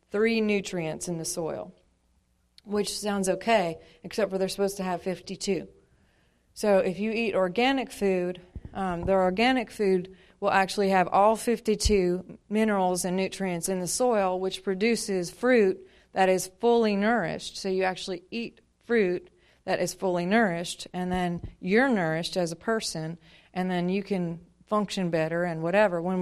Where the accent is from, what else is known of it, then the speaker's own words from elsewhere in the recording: Montana, United States; now in Louisiana, United States; I'm originally from Montana. I've been in Louisiana now since '95. And uh, my dad was in the military, so we traveled a whole bunch, but always went back home to Montana